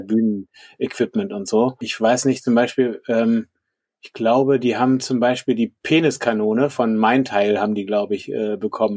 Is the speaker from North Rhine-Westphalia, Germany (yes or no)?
no; Berlin, Germany; now in Düsseldorf, Germany; ich bin eigentlich aus Berlin